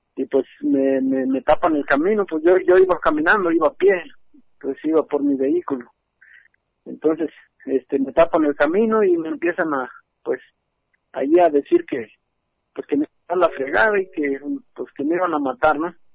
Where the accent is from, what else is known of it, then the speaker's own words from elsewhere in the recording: San Lorenzo de Azqueltán, Jalisco, Mexico; de la comunidad de San Lorenzo de Azcaltán.